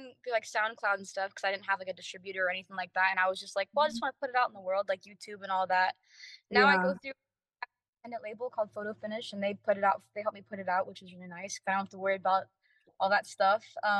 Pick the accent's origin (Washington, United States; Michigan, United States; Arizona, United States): Washington, United States; born there; also born or lived in Tampa, Florida; No, I was born in Washington State, and I kind of moved all over the U.S. So I have like a mixture of accents from everywhere I've been.